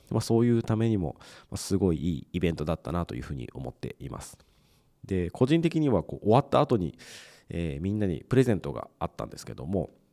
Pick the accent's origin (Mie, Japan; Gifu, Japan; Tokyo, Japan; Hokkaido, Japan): Mie, Japan; 僕はあの地元が三重県ですぐ近くにこうプロ野球のチームっていうのがあまりなかったので